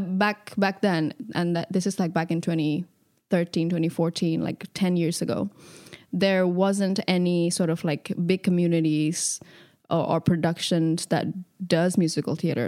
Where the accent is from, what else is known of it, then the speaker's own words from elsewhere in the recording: Indonesia; moved away as an adult; also born or lived in Jakarta; now in London, United Kingdom; I grew up in Indonesia my whole life